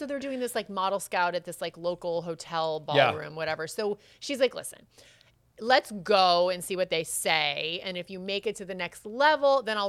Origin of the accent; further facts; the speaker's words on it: Connecticut, United States; I'm from Connecticut